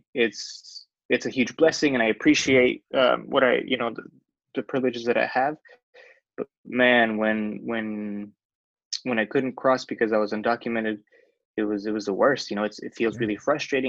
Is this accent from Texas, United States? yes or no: no; Chula Vista, California, United States; also born or lived in Mexico City; But I've been raised here in Chula Vista my whole life. And so definitely feel like this is my hometown, for sure.